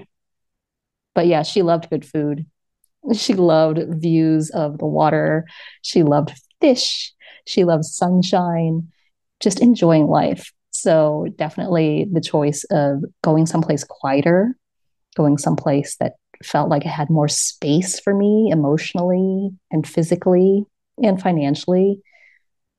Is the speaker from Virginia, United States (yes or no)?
no; New York City, New York, United States; moved away as an adult; now in Lisbon, Portugal; my hometown of New York City